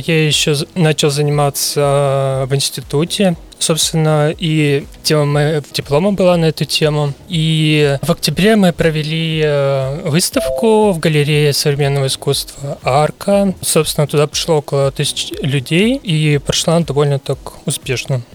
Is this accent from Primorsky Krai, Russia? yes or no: yes; Ussuriysk, Primorsky Krai, Russia; also born or lived in Vladivostok; я родился в Уссурийске, отучился в Приморском Кривом э, художественном училище